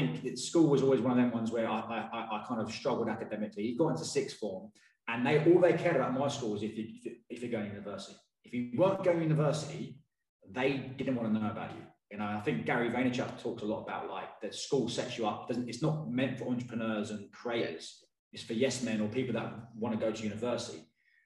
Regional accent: Watford, East of England, United Kingdom; I'm from Watford

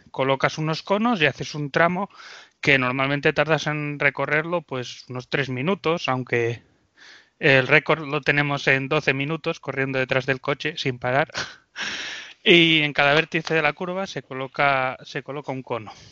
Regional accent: Asturias, Spain; Bueno, yo soy … soy un chico de Asturias

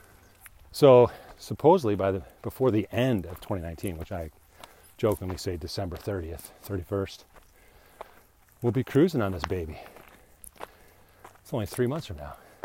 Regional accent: England, United Kingdom; I'm English

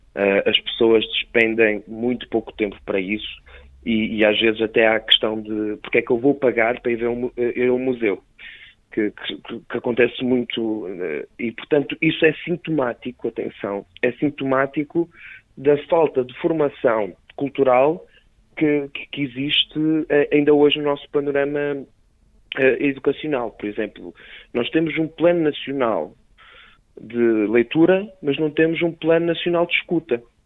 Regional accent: Cinfães, Viseu, Portugal; Somos de Sinfãs

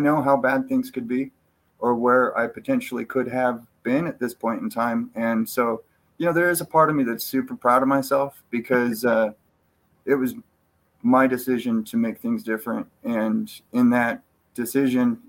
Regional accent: Cottage Grove, Oregon, United States; also born or lived in John Day, Oregon / California; now in Central Oregon, United States; I was born in Cottage Grove and raised there for the most part. Then when I was about 12, 13, we started moving around a little bit, and I wound up in Eastern Oregon in a John Day area

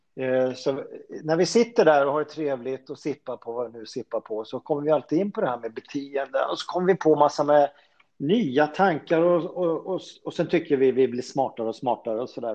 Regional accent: Solna, Stockholm County, Sweden; also born or lived in Sundbyberg; född och uppväxt i Solna

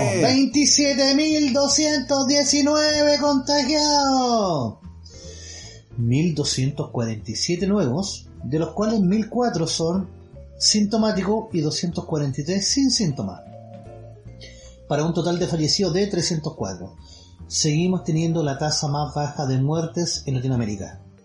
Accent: Chile; como buen chileno

